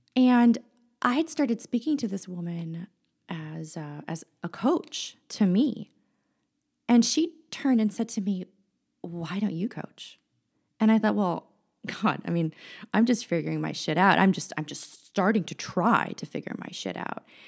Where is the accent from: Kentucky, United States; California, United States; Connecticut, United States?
California, United States; San Francisco; also born or lived in Chicago; I was born and raised in San Francisco, California